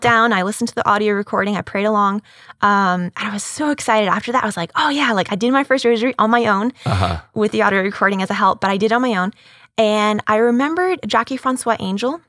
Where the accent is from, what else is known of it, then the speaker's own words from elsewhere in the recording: Boston, Massachusetts, United States; now in Houston, United States; I'm originally from Boston, up in Massachusetts. Uh, that's where I grew up. I was raised